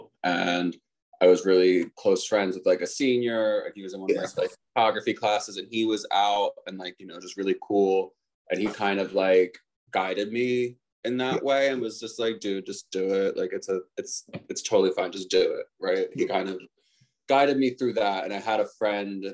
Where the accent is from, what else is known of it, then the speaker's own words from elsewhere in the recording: right outside of Philly, Pennsylvania, United States; I grew up right outside of Philly too